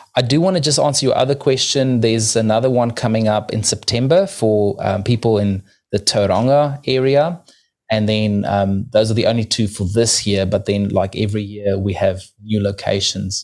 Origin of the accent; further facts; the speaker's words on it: South Africa; now in New Zealand; I'm originally from South Africa, living in New Zealand right now